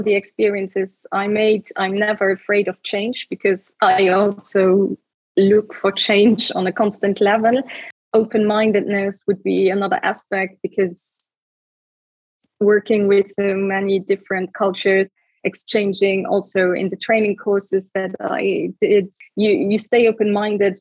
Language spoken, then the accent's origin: English; Luxembourg; first language Luxembourgish; English is a second language; my mother tongue is Luxembourgish